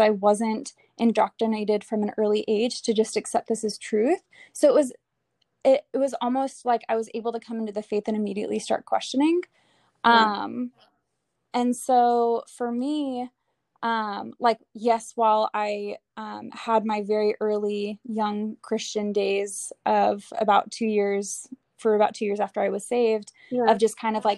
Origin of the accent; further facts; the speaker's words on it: Atlanta, Georgia, United States; also born or lived in California; we're originally from Georgia, Atlanta, Georgia, where I am